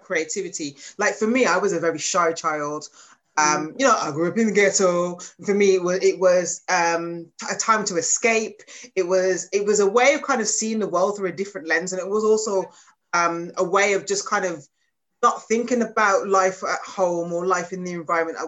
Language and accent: English; Birmingham, West Midlands, United Kingdom; we're both from Birmingham